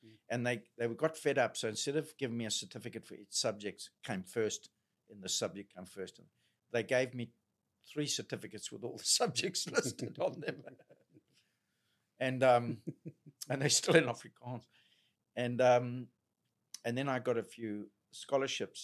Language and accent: English; Zimbabwe; moved away; they hear my accent, oh, you're from South Africa. I'm Zimbabwean